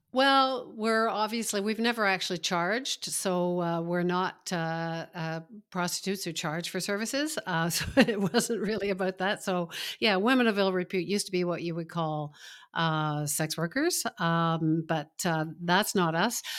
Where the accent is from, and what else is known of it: Toronto, Ontario, Canada; born or raised there; also born or lived in Montreal